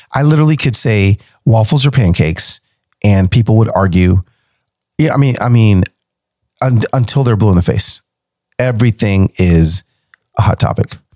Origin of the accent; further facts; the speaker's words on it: Nashville, Tennessee, United States; here in Nashville, in my hometown